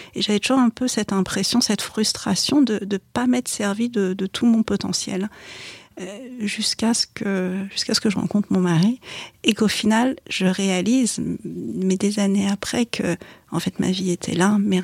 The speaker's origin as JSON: {"language": "French", "country": "France", "tie": "born or raised there", "said": "Je suis née en France d'origine chinoise, mes parents sont arrivés en France à la fin des années 60. Euh, donc j'ai grandi dans un environnement biculturel"}